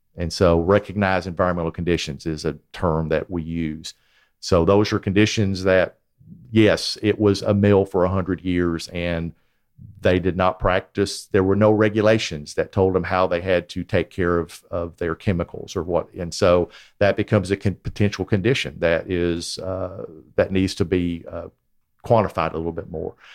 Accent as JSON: {"language": "English", "town": "Chattanooga", "region": "Tennessee", "country": "United States", "tie": "born or raised there", "moved": "yes", "said": "I was born in Chattanooga, and I, I spent part of my childhood here"}